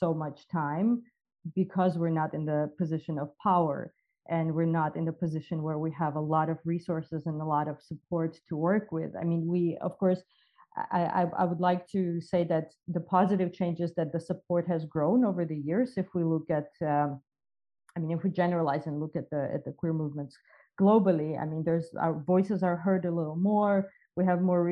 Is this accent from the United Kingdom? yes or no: no; Georgia; I was born and I grew up in Georgia